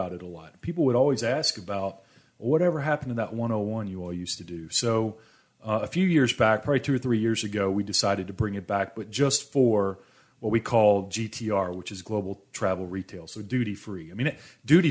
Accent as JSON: {"language": "English", "town": "Louisville", "region": "Kentucky", "country": "United States", "tie": "born or raised there", "said": "I was born in Louisville, Kentucky."}